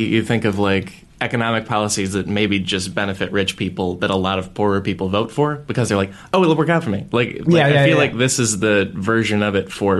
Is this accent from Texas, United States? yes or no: no; outside Chicago, Illinois, United States; I grew up outside Chicago.